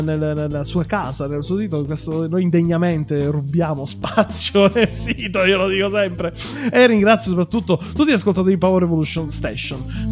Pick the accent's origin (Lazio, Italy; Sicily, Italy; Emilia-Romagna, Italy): Sicily, Italy; io sono siciliano